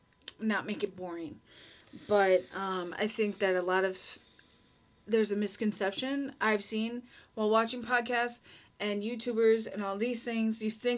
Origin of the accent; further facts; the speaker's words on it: Minnesota, United States; moved away as an adult; now in Egypt; I'm Minnesotan, and that's what you do in Minnesotan. Minnesota.